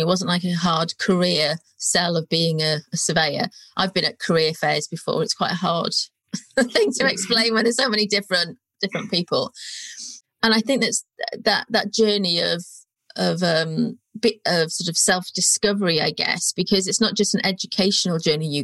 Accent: North Wales, United Kingdom; moved away as an adult; also born or lived in Birmingham; now in London, United Kingdom; I came from North Wales. There wasn't really any surveying type or even well-paid jobs there at the time. And I first moved to Birmingham

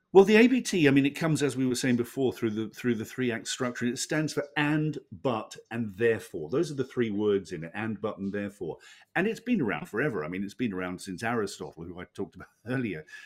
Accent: Hobart, Tasmania, Australia; we, we're both from Tasmania, as it turns out. We were both born in, in Hobart.

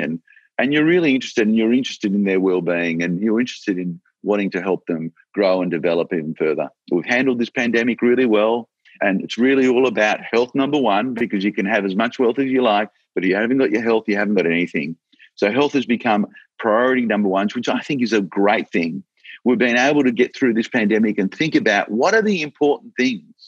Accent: Australia; I'm so proud that I'm an Australian and I'm so proud to be in this country

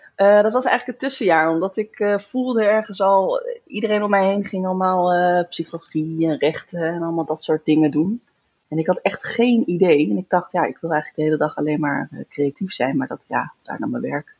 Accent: near Zandvoort, North Holland, Netherlands; moved away as an adult; also born or lived in Groningen / Den Bosch / Florence; now in Utrecht, Netherlands; ik kom uit de buurt van Zandvoort

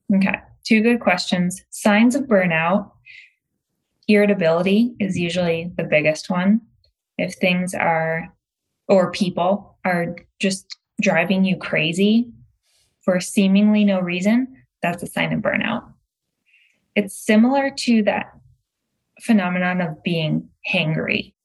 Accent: Michigan outside Detroit, United States; also born or lived in Massachusetts; now in Los Angeles, United States; I was born and raised in Michigan outside Detroit.

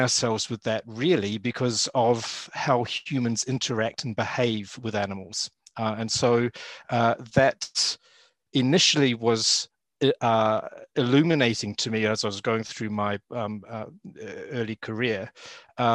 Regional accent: New Zealand; accent: Kiwi; moved away as an adult; now in United Kingdom; I grew up in New Zealand and did my university training

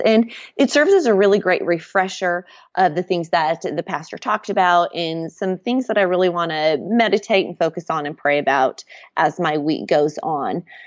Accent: Nebraska, United States; moved away as an adult; now in Waco, United States; I've lived in Waco for about the last nine years. We're originally from Nebraska

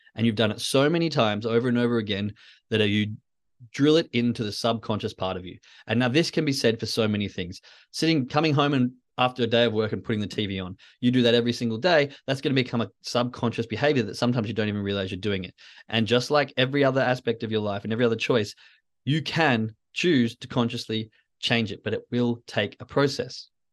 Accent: Western Australia, Australia; I grew up in Western Australia

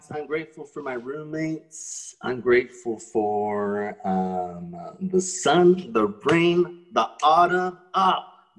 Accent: Hamilton, Ontario, Canada; I am from Hamilton, Ontario.

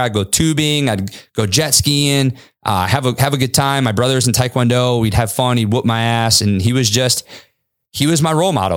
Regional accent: Kalamazoo, Michigan, United States; also born or lived in California; my mom secretly got my sister and I on a fucking one-way flight to Kalamazoo, Michigan

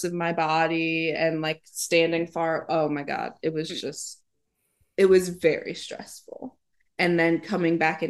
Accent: Cleveland, Ohio, United States; So I am from Cleveland, Ohio. I started dancing at 4

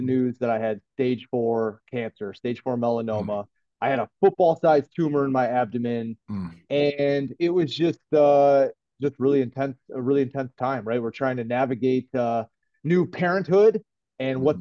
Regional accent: Brighton, Michigan, United States; I'm from Brighton, from Brighton, Michigan, and I uh, was born and raised. I lived here my whole life.

